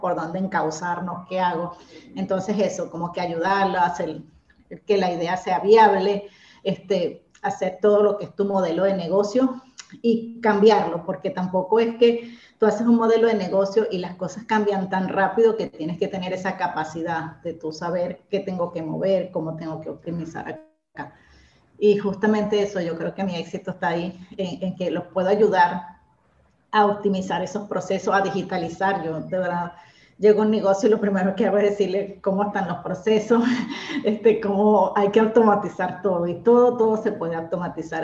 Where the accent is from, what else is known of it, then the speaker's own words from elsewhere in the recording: Venezuela; moved away as an adult; now in Argentina; soy venezolana, tengo ya seis años viviendo acá en Argentina